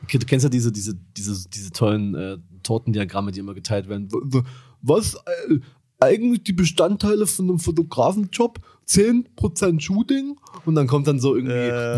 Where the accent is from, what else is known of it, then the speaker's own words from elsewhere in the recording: Dresden, Saxony, Germany; ich komme aus Dresden